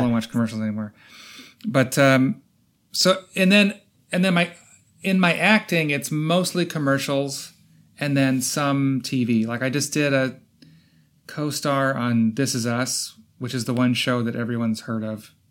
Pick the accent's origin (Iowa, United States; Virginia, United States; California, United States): Iowa, United States; moved away as an adult; also born or lived in Chicago; now in Los Angeles, United States; I'm from Iowa, small town Iowa